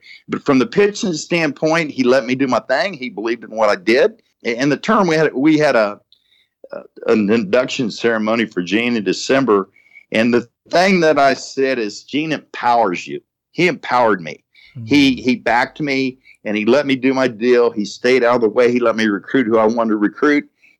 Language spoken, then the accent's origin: English; Perry, Oklahoma, United States; moved away as an adult; also born or lived in Wichita, Kansas; I'm a high school kid growing up in Oklahoma, Perry, mm-hmm. Oklahoma. I graduated in 1974.